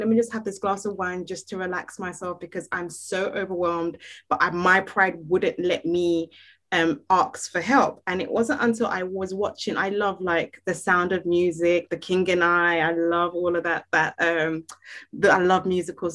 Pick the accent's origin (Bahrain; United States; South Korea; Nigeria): Nigeria; me being Nigerian